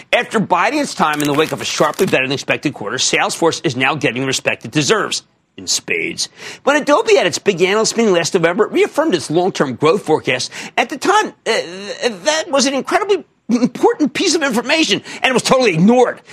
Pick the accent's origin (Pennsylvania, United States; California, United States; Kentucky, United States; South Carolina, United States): Pennsylvania, United States; Philadelphia; I'm from Philadelphia.